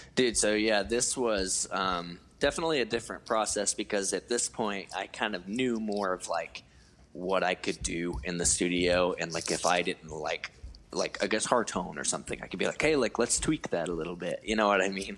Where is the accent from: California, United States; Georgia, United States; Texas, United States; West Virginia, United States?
Georgia, United States; Cleveland; moved away as an adult; also born or lived in Atlanta, Georgia; my hometown called Cleveland, Georgia, which probably no one has ever heard